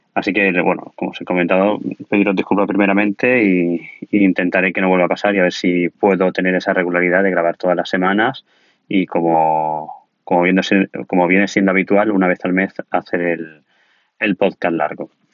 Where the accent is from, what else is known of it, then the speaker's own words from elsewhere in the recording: Alicante, Valencian Community, Spain; yo soy de Alicante, de un pueblo de Alicante